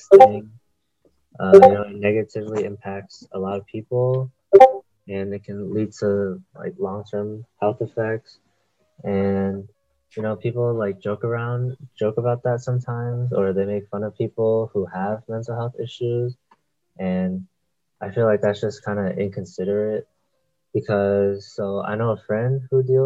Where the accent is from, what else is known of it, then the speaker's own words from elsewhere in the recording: San Leandro, California, United States; I'm from San Leandro